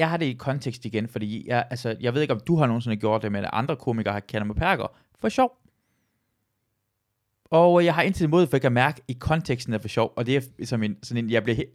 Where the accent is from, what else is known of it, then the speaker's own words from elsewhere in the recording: Iran; jeg føler ikke, at, at drille mig, at jeg er iraner, er sparket ned af, fordi jeg føler ikke, det er mindre værd ved iraner end dansk.